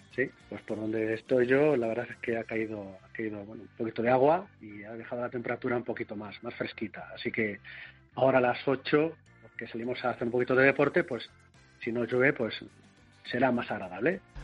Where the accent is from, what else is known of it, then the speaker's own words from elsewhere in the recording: Castilla-La Mancha, Spain; soy castellano manchego